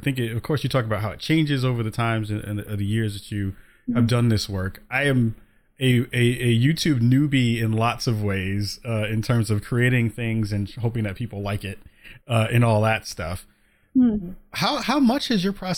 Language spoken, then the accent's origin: English; New York City, New York, United States; now in Portland, United States; I'm in Portland, Oregon now, but I'm from the Bronx